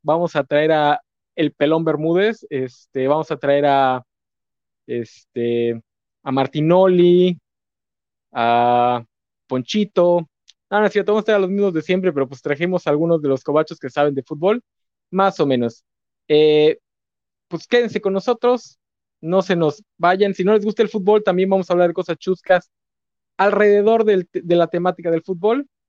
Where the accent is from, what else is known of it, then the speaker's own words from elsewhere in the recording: Mexico; como mexicano estoy empapadito en la cultura pambolera